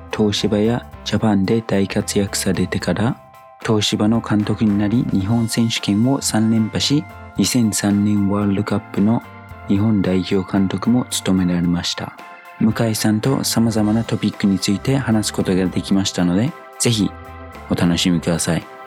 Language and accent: Japanese; New Zealand; Japanese is a second language; moved away as an adult; now in Japan; 僕の母国ニュージーランド